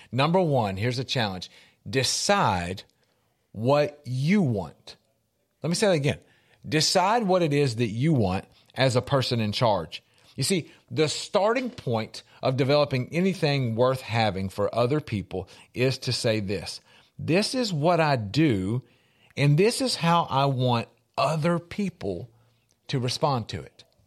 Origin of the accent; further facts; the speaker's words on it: Middle Tennessee, United States; I'm from Middle Tennessee